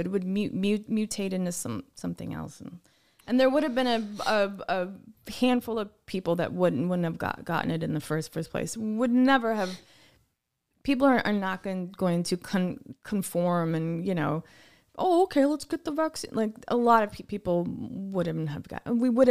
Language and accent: English; United Kingdom; I'm not arguing. I'm just British.